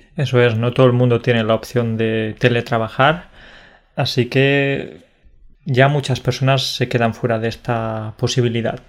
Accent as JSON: {"language": "Spanish", "region": "Andalusia", "country": "Spain", "moved": "yes", "said": "cuando vivía en mi pueblo de Andalucía, porque como sabes vivía en un pueblo de 700 habitantes"}